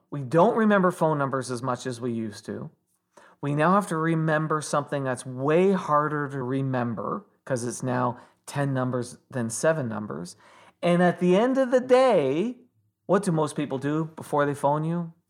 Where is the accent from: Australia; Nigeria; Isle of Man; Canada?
Canada; Toronto, Ontario; when I was growing up in Toronto